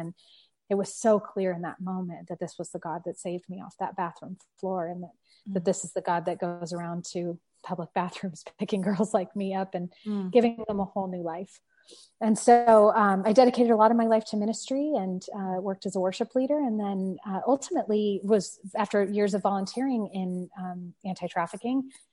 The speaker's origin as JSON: {"language": "English", "area": "San Francisco Bay Area", "region": "California", "country": "United States", "tie": "born or raised there", "also_born_or_lived": "Paris", "moved": "yes", "said": "I grew up in the San Francisco Bay Area"}